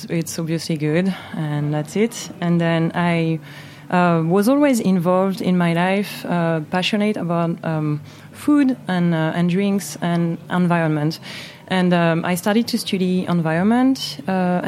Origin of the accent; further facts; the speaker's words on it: Moselle, Grand Est, France; English is a second language; moved away as an adult; also born or lived in Jura, France; now in New York, United States; I grew up in French Moselle with my parents